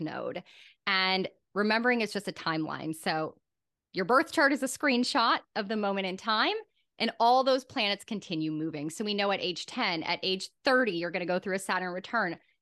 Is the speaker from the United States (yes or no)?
no; Germany; moved away; my home country of Germany